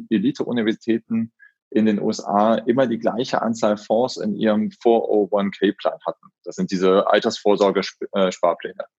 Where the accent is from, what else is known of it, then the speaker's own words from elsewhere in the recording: Solingen, North Rhine-Westphalia, Germany; also born or lived in Frankfurt; Ich komme ganz gebürtig aus Solingen, mhm. also die mhm. Messerstadt.